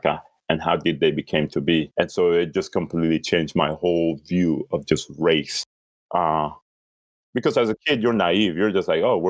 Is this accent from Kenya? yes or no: yes; Kenya; also born or lived in Sudan; now in United States; I was born in Sudan when it was one country. So I was born in Africa, East Africa. I grew up in Kenya.